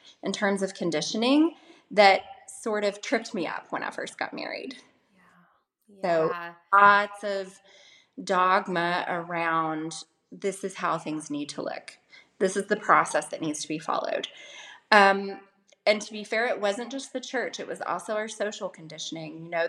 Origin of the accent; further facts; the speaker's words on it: the Bible Belt, United States; I grew up in the Bible Belt in the States